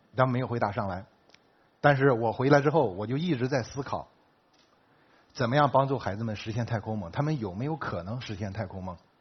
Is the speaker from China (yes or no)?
yes; China; 我们中国人也在贡献自己的力量